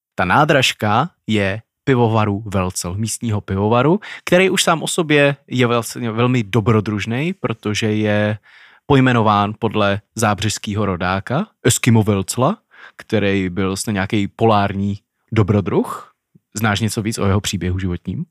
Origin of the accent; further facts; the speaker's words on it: Olomouc, Olomouc Region, Czechia; moved away; my jelikož jsme z Olomouce, tak dost často teda vyrážíme do Jeseníku, nebo původně z Olomouce